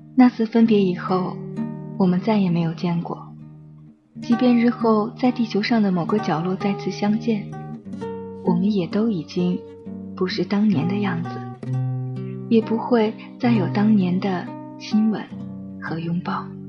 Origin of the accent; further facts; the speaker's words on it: northern China, China; 我成长在一个北方的城市，这里没有栀子花